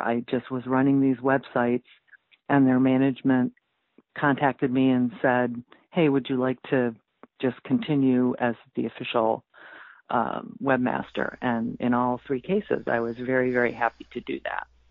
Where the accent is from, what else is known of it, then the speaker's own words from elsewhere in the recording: rural area near Canada, New York, United States; I was a newspaper reporter for four years uh, here in my hometown, uh, my hometown daily